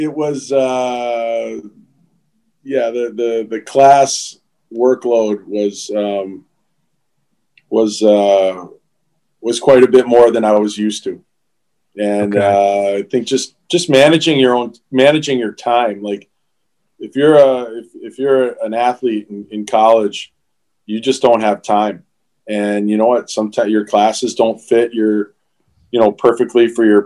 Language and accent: English; Springfield, Massachusetts, United States; out of, you know, Springfield, Massachusetts.